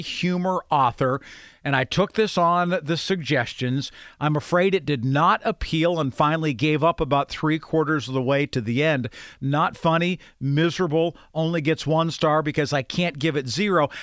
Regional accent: Grove City, United States; growing up in Grove City.

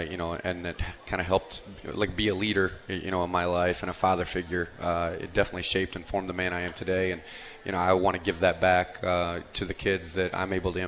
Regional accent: Bloomington, Indiana, United States; moved away as an adult; also born or lived in Colorado; So I actually am from Bloomington, Indiana. So I grew up in Bloomington

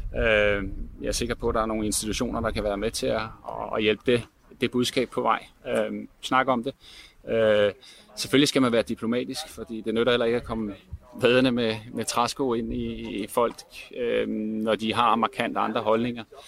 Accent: Denmark; vi som danskere

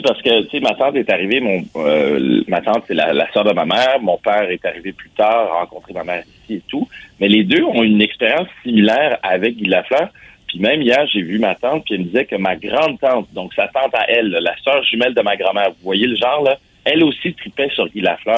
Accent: Montreal, Quebec, Canada; je suis Montréalais

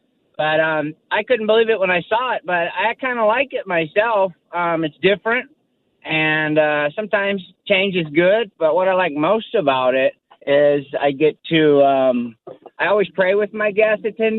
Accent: Hawaii, United States; But we like it here. It's a good move, and not the warmest welcome. But we don't tell people we're from Hawaii anymore.

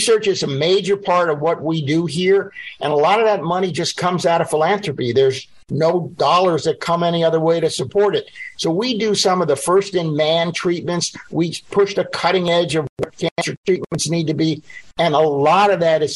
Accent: Miami, Florida, United States; moved away as an adult; also born or lived in Boston; I was born and grew up here in Miami. I went to Ponce Junior High and Gables High School

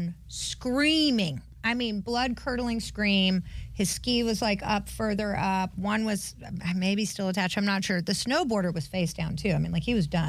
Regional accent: North Carolina, United States; I grew up skiing in North Carolina

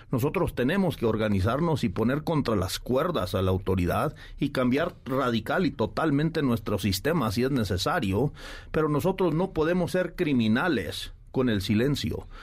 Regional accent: Mexico

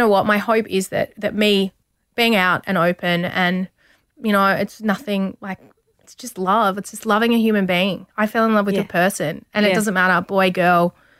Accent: Country Victoria, Australia; moved away; also born or lived in Sydney; I grew up in country Victoria.

